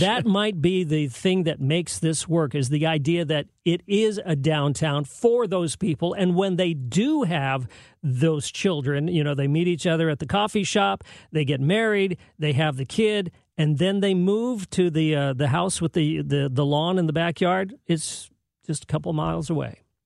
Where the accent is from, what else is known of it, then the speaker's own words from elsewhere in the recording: San Jose, California, United States; moved away; I grew up in San Jose, the suburban part of the Bay Area